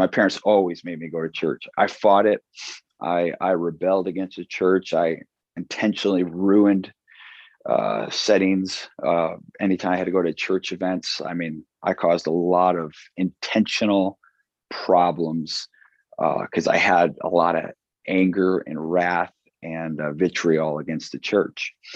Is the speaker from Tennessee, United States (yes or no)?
no; Chicago, Illinois, United States; moved away as an adult; now in Watertown, United States; I'm from South Side Chicago in the suburbs